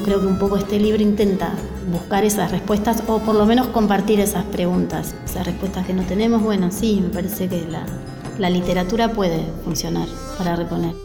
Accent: Castelar, Buenos Aires Province, Argentina; Yo nací en Castelar, me crié en Castelar

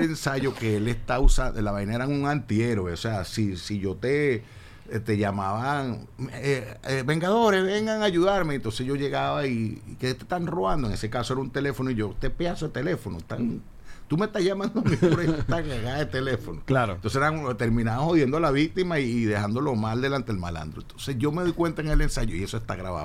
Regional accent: Caracas, Capital District, Venezuela; yo nací en Caracas, creo en Caracas, hablo de tú

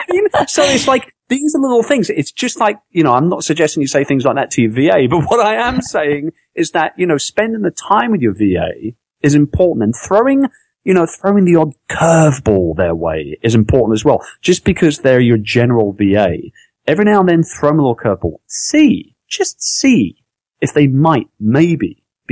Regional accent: London, United Kingdom; now in Philippines; I'm from London, I'm from England

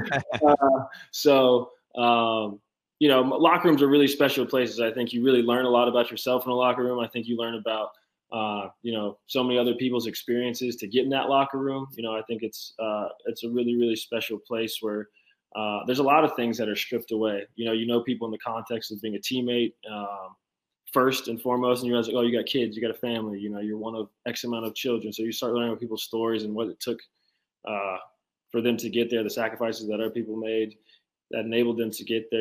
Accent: Charlotte, North Carolina, United States; I grew up very humbly in Charlotte, North Carolina.

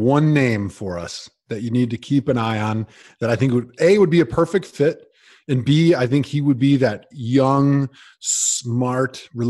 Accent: Milwaukee, Wisconsin, United States; I grew up in Milwaukee, so I cheer for the Brewers

